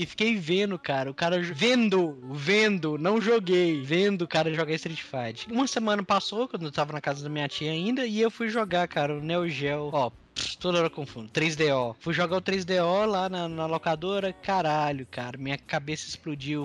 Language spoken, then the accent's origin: Portuguese; Governador Valadares, Minas Gerais, Brazil; also born or lived in Ipatinga; eu sou de lá, ê, eu sou de Valadares